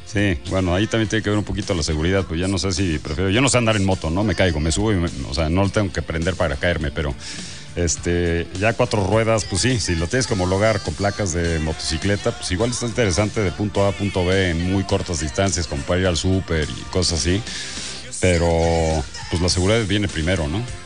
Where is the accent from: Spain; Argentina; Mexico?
Mexico; soy más mexicano que tú